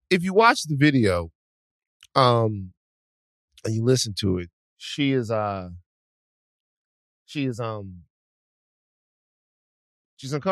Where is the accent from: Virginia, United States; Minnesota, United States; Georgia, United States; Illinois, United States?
Georgia, United States; Atlanta; I'm from Atlanta, Georgia, Campton Road to be exact.